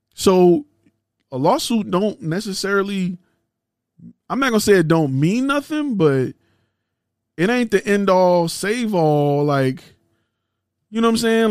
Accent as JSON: {"language": "English", "town": "Detroit", "region": "Michigan", "country": "United States", "said": "I'm from Detroit"}